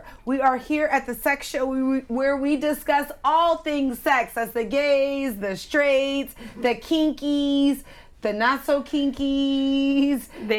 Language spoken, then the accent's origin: English; United States; I'm American.